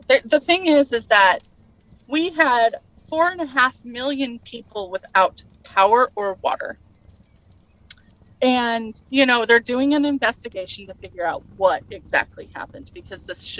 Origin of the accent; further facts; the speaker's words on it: Boise, Idaho, United States; born there; also born or lived in Oregon; Yeah, I was born in Boise. Mm-hmm. I lived in eastern Oregon, right in the middle of the mountains. So I'm very used to very, very cold weather.